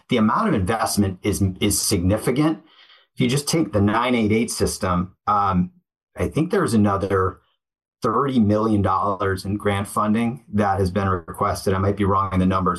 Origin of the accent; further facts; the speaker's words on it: Connecticut, United States; I grew up in Cadet. My dad was uh, a tennis coach and worked in athletics at University of Hartford